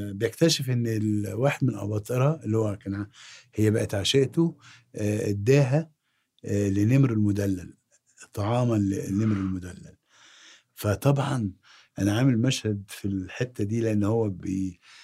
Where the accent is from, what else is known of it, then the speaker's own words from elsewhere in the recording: Egypt; أنا مصري